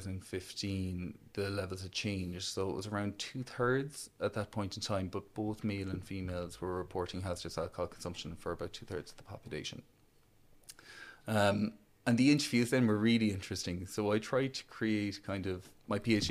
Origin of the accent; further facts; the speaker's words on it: County Clare, near Ballyvaughan, Munster, Ireland; moved away as an adult; now in Cork, Ireland; I grew up in Arclear, close to Ballyvaughan, so almost on the Galway border